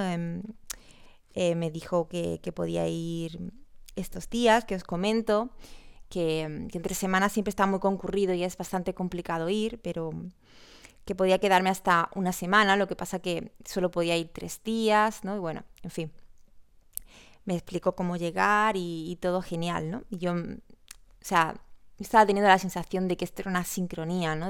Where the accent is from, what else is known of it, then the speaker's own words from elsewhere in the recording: Córdoba, Andalusia, Spain; soy de Córdoba